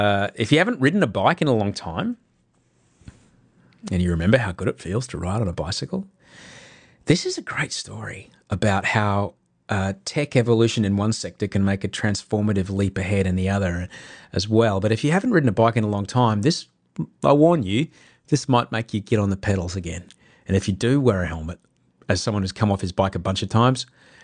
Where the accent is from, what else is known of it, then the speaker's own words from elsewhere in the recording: Brisbane, Queensland, Australia; It's my hometown